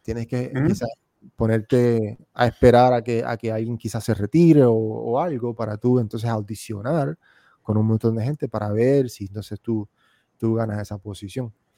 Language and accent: Spanish; Puerto Rico; moved away as an adult; also born or lived in United States / Argentina; yo en Puerto Rico, hasta los 21 años, que fue que yo me fui de Puerto Rico